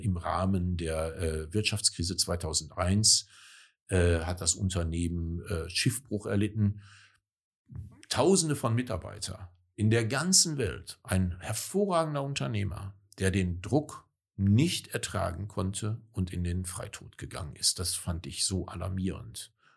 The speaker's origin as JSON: {"language": "German", "area": "northern Ruhr area", "region": "North Rhine-Westphalia", "country": "Germany", "tie": "born or raised there", "moved": "as an adult", "lives_now": "Cuxhaven, Germany", "said": "ich komme aus dem Ruhrgebiet, aus dem nördlichen Ruhrgebiet äh, zwischen Gelsenkirchen und Recklinghausen groß geworden"}